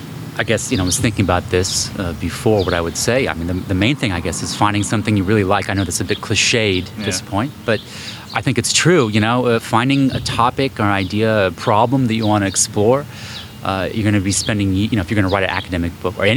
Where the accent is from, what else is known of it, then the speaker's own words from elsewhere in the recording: California, United States; I'm the Bay Area.